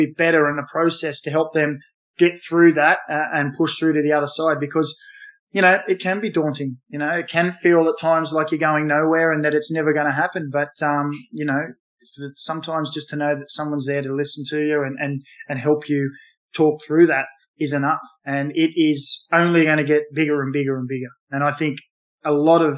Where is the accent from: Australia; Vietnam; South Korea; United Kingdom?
Australia; Newcastle, New South Wales; we grew up in Newcastle. We played in Newcastle